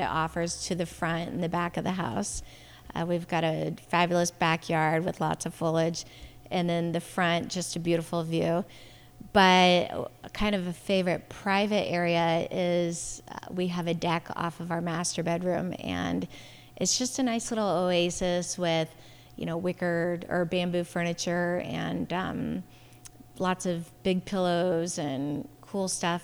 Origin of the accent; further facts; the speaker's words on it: Portland, United States; growing up in Portland, we would go to the beach every weekend